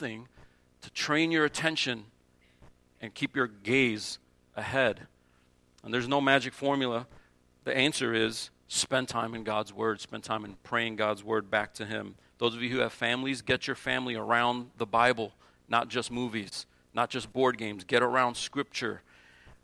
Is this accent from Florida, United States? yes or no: no; New Jersey, United States; moved away; growing up in Jersey, we had the crookedest sidewalks you've ever seen in your life